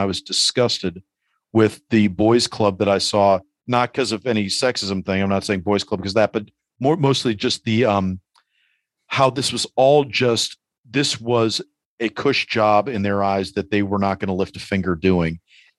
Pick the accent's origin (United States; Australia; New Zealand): United States; New York City, New York; growing up in New York City in the 80s, like I used to look out the window every time I heard police sirens.